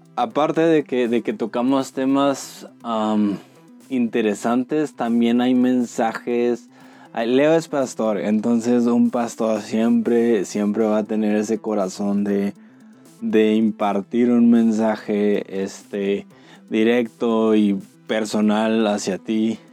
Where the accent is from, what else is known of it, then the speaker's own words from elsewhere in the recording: Mexico; como mexicanos